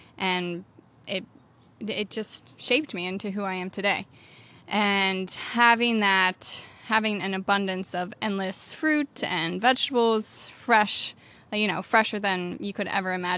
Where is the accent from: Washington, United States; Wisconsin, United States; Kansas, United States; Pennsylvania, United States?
Pennsylvania, United States; moved away; I am from Pennsylvania originally. I grew up on an orchard